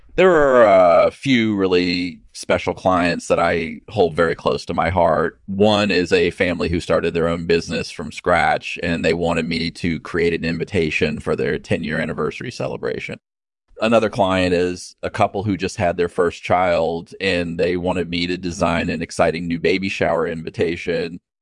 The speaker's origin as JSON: {"language": "English", "area": "Burstone area of Essex", "region": "East of England", "country": "United Kingdom", "tie": "born or raised there", "said": "I was born and raised in the Burstone area of Essex, England"}